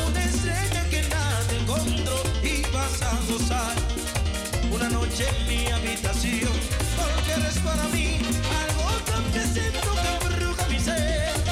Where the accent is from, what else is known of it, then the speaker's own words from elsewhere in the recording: Villa Mella, Distrito Nacional, Dominican Republic; porque yo soy de Villa.